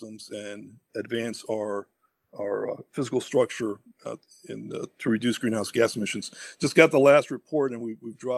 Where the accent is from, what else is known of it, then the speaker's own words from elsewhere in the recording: New York City, New York, United States; also born or lived in Cuba; I am an immigrant from Cuba, came to this beautiful land in 1966 and grew up in Inwood Heights, attended Bronx Science